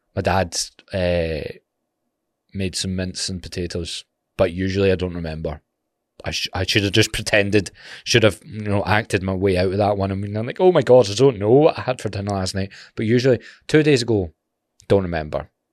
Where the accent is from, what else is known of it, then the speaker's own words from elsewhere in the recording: Glasgow, Scotland, United Kingdom; being from Glasgow